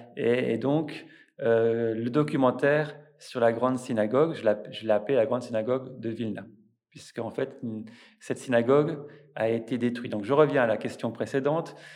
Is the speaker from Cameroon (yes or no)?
no; France; moved away as an adult; also born or lived in Lithuania; now in Vilnius, Lithuania; en tant que Français, je ne suis pas juif, je suis pas lituanien